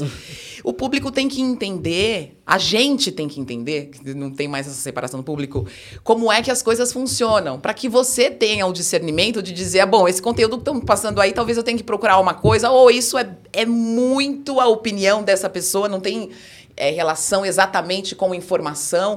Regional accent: São Paulo, Brazil; dentro do bairro que eu nasci, cresci

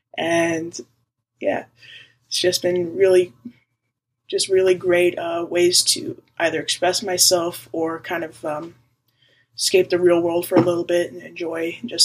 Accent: New York, United States; moved away as an adult; also born or lived in Brooklyn, New York; now in Washington, D.C., United States; I was born and raised in New York, born in Brooklyn, raised in a small suburb outside of the city

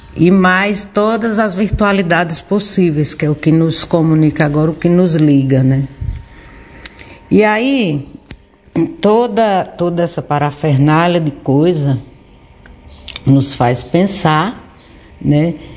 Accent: Barbalha, Ceará, Brazil; Nascida e criada aqui em Barbalha

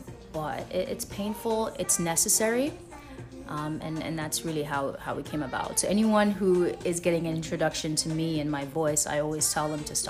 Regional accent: Jamaica; moved away; when I came here from Jamaica, it was a really hard process in kind of being thrown into a history and a culture that I didn't know much about

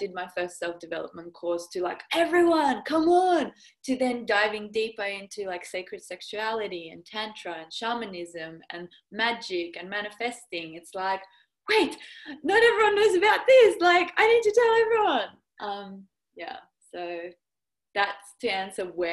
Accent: Perth, Western Australia, Australia; accent: Aussie; also born or lived in Russia; now in Perth, Australia; I grew up half and half. So I moved to Perth when I was 8.

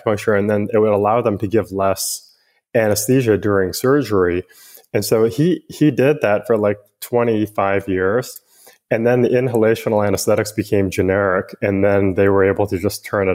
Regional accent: Western Montana, United States; moved away as an adult; also born or lived in Washington; now in San Francisco Bay Area, United States; I grew up in Western Montana

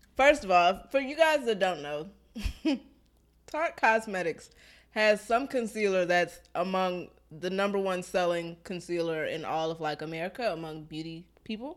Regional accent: Maryland, United States; moved away as an adult; now in Georgia, United States; I'm from Maryland, so snow does not scare me

